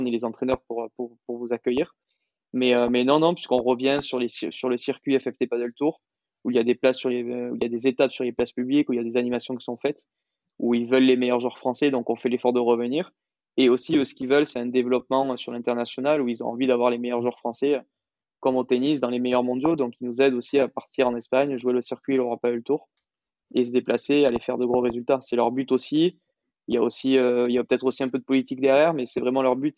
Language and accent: French; Toulouse, Occitania, France; moved away as an adult; now in Madrid, Spain; je suis toulousain d'origine